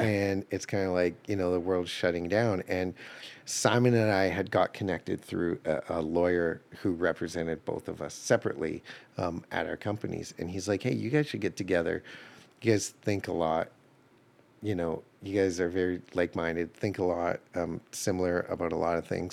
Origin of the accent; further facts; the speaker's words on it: Calgary, Alberta, Canada; now in Nashville, United States; I grew up in Calgary, Alberta